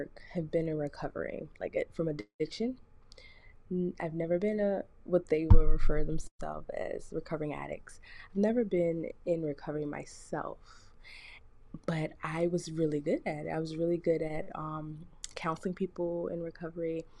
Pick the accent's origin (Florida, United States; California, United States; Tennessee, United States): Florida, United States; South; moved away as an adult; also born or lived in Jamaica (ancestry); now in Mississippi, United States; I'm from South Florida. My family's Jamaican. And I moved here to Mississippi.